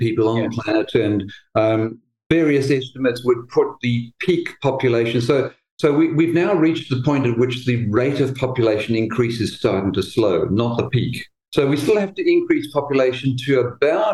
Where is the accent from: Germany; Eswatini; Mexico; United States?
Eswatini; now in Australia; I'm from Swaziland, actually, originally